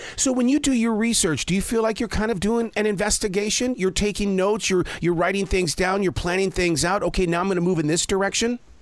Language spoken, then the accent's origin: English; Montana, United States; I grew up in Montana